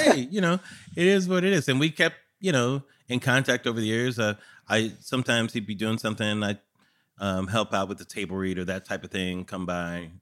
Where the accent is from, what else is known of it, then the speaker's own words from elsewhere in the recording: California, United States; I'm from California